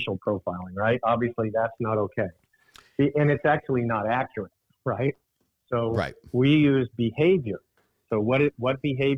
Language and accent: English; Alaska, United States; I grew up in Alaska